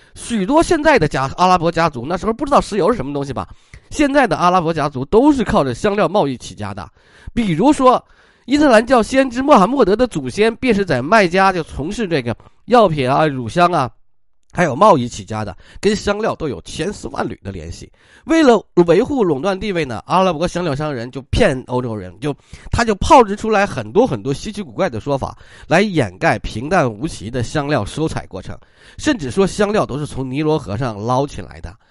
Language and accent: Chinese; China; 我们中国人